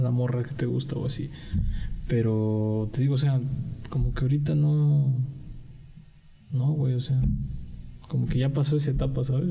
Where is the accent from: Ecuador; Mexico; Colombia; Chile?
Mexico; así somos los mexicanos